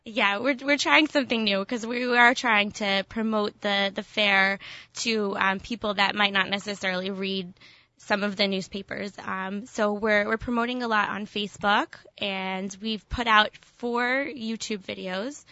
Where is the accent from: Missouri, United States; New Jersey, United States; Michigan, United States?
New Jersey, United States; Cherry Hill; moved away; I am from Cherry Hill